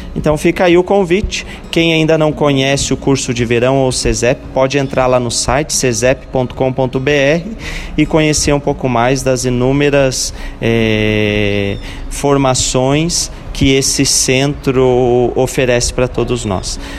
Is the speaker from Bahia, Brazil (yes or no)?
no; Lages, Santa Catarina, Brazil; da bonita cidade de Lages, né? A minha cidade natal também